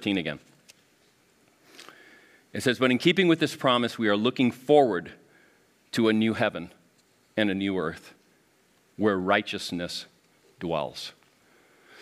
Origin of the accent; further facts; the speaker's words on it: Miami, Florida, United States; moved away; I grew up in Miami area